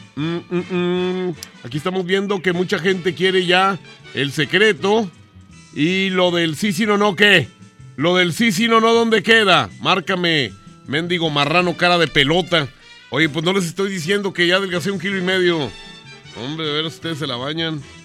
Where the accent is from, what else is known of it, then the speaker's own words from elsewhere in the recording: Mexico; como mexicanos